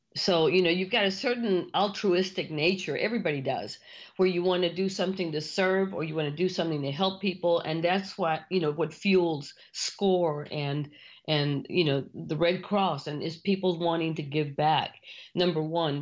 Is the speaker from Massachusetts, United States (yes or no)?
no; Mission, Texas, United States; you're born and raised in Mission, Texas